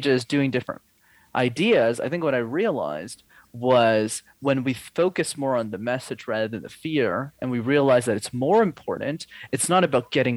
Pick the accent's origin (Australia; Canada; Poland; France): Canada; Montreal, Quebec; Montreal is a city where you need to know how to speak French